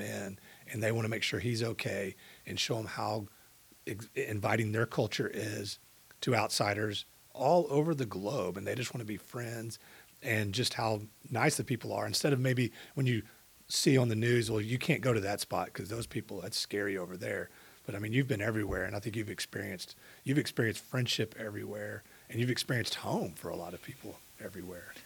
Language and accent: English; Katy, Texas, United States; I grew up in Katy at a time when it was very small compared to what it was today.